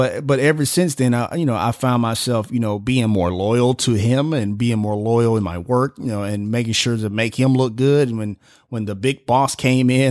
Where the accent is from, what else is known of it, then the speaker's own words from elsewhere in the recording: Memphis, Tennessee, United States; I'm born and raised in Memphis